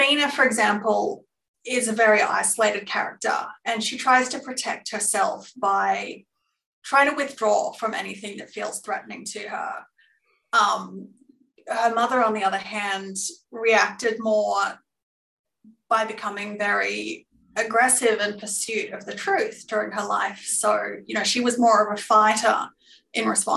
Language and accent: English; Glenrowan, Victoria, Australia; I certainly drew on those experiences growing up in Glenrowan